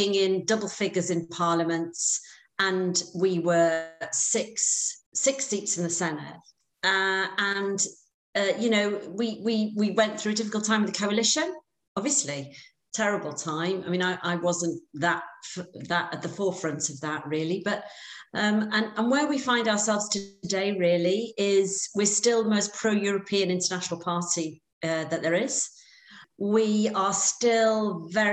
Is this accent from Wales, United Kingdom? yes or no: yes; Wrexham, Wales, United Kingdom; also born or lived in Cardiff; born and brought up in Wrexham in North Wales